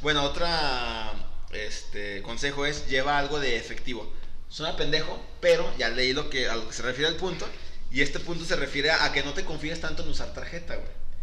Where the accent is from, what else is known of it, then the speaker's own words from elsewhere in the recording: Mexico; nosotros que somos de Latinoamérica, sabemos que si de por sí aquí en, en mismo en México hablamos diferente